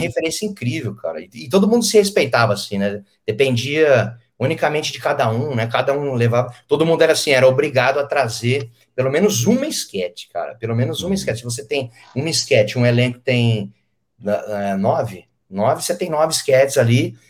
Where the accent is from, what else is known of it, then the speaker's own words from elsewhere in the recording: Penápolis, São Paulo, Brazil; moved away; eu sou de Penápolis, é de Rio Preto.